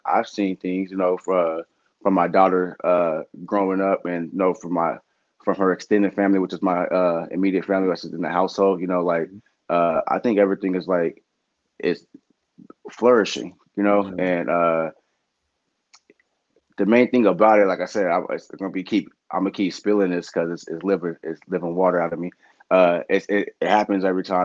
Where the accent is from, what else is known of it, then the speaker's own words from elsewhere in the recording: Sacramento, California, United States; growing up in South Sac